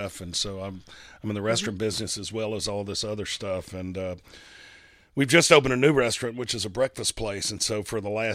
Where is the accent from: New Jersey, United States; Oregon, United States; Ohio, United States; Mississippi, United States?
Mississippi, United States; Hattiesburg; a guy I grew up with in Hattiesburg